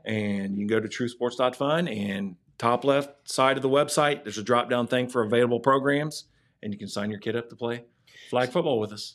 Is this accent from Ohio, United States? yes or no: yes; Ohio, United States; we're from Ohio